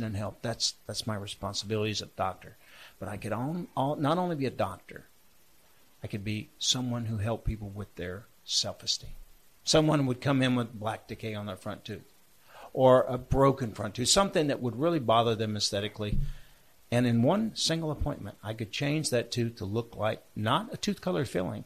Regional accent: Charlotte, North Carolina, United States; Charlotte, my hometown

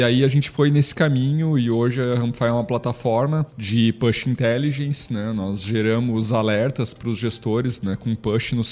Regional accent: Carazinho, Rio Grande do Sul, Brazil; now in Santa Catarina, Brazil; Eu, eu fugi do Rio Grande do Sul e disse que não volto mais, né? Diz que agora eu sou catarinense.

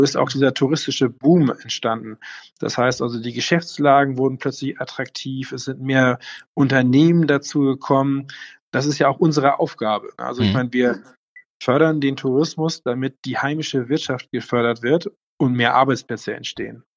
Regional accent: Leck, Schleswig-Holstein, Germany; moved away as an adult; now in Eckernförde, Germany; meine Heimatgemeinde Leck

